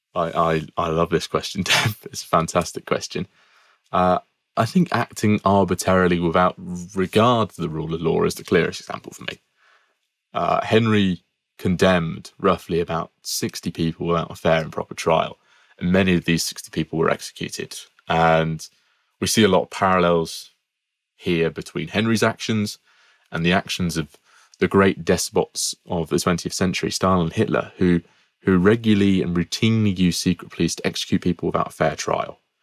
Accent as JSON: {"language": "English", "town": "Peterborough", "region": "East of England", "country": "United Kingdom", "said": "I'm from Peterborough"}